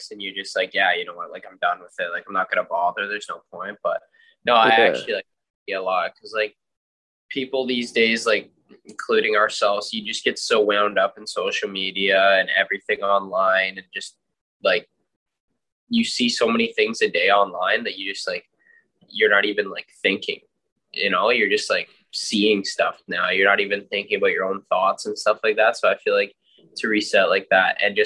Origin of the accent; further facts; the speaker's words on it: Curtis, Canada; came back to my hometown of Curtis